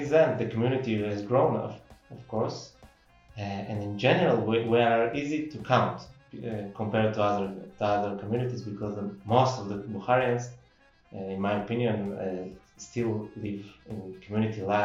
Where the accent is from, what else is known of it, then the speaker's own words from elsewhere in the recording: Samarkand, Samarqand Region, Uzbekistan; now in Jerusalem, Israel; I born and raised in Samarkand